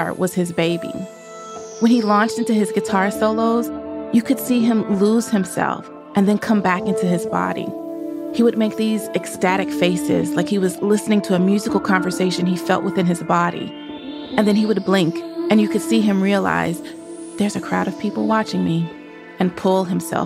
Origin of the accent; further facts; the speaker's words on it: Nashville, Tennessee, United States; moved away as an adult; also born or lived in New Orleans; in my hometown of Nashville